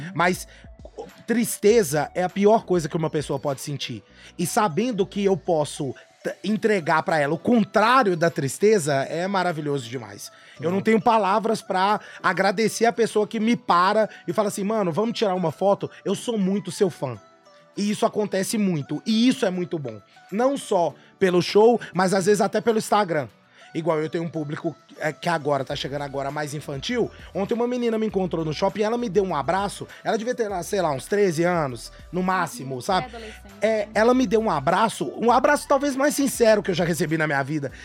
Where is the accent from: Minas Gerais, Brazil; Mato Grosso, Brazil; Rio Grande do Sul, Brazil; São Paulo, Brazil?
Minas Gerais, Brazil; Belo Horizonte; also born or lived in Caeté; Eu nasci aqui em Belo Horizonte e tive que ir morar em Fortuna de Minas